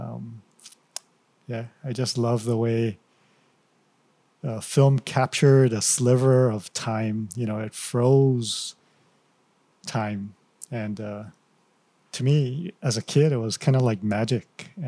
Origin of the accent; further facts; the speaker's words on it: Hilo, Hawaii, United States; Born and raised in Hilo.